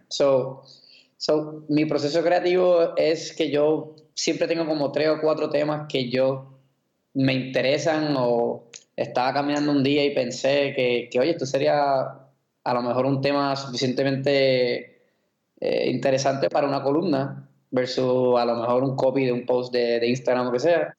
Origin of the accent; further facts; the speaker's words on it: Puerto Rico; yo me crié en Puerto Rico